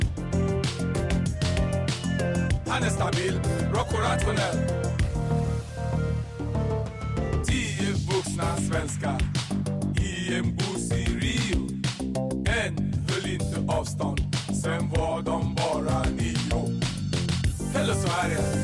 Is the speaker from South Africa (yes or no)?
no; Ireland; moved away as an adult; also born or lived in Sweden; I grew up in Ireland